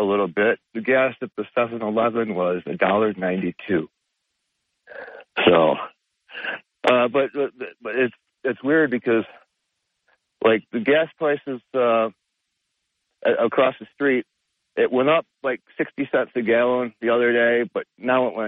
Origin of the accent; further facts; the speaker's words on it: Binghamton, New York, United States; moved away; I'm from Binghamton